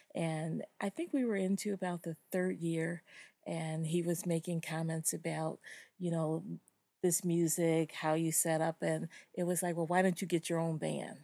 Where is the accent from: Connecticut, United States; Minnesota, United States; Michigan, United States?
Michigan, United States; Detroit; I am from Detroit, Michigan, Motown